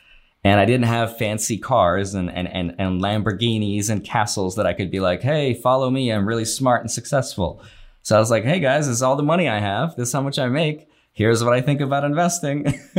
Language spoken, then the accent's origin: English; Russia; English is a second language; now in United States; They're immigrants. So I came from Russia. I'm a circus kid. I used to travel with my parents.